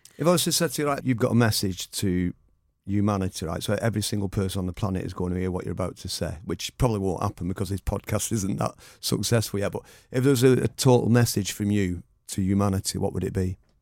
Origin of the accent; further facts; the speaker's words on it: Oldham, North West England, United Kingdom; now in Stockport, United Kingdom; I grew up in Oldham as well, so I'm the same age as you